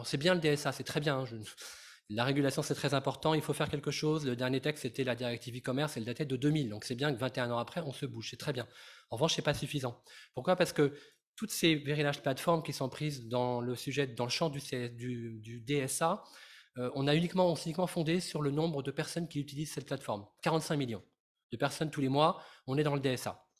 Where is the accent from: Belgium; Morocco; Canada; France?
France; je suis français